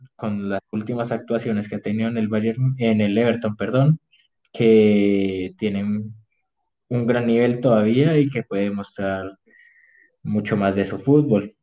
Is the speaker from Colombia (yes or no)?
yes; Colombia; como colombiano